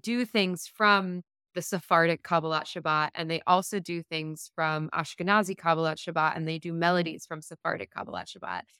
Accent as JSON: {"language": "English", "region": "South Florida", "country": "United States", "tie": "born or raised there", "said": "I grew up in South Florida"}